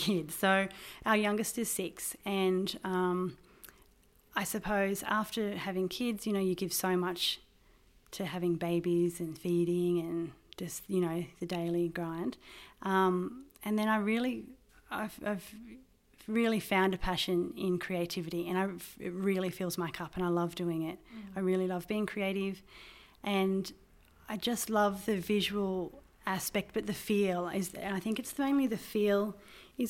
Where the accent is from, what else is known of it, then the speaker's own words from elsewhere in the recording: Crookwell area, New South Wales, Australia; also born or lived in Deniliquin, New South Wales / Hay, New South Wales; I was born in Deniliquin, and we lived on a farm at Berubin between Hay and Deniliquin. And I started school at Hay. And then my family moved about 30 kilometres west of Crookwell